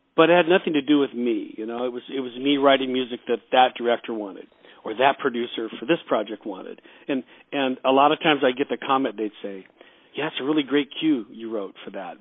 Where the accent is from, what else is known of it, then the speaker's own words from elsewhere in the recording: Los Angeles, California, United States; also born or lived in Wichita, Kansas; pretty much grew up out here in, in Los Angeles